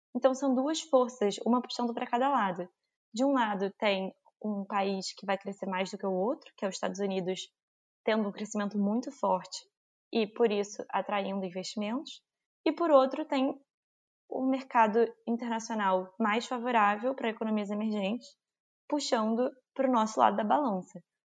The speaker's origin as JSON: {"language": "Portuguese", "country": "Brazil", "said": "como brasileiro"}